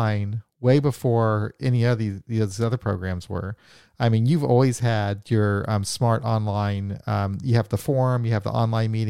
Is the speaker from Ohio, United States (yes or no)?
no; Missouri, United States; we're both from Missouri